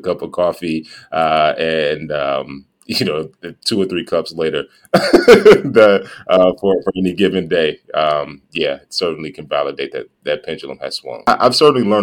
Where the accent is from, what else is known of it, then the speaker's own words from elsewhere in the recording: Gary, Indiana, United States; Pernell and I grew up in Gary, Indiana